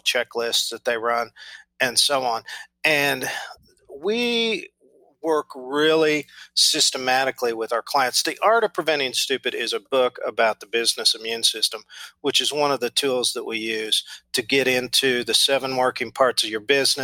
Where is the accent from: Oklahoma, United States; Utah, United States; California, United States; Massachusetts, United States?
Oklahoma, United States; Enid; live in my hometown, which is Enid, Oklahoma, which is just an overgrown prairie town.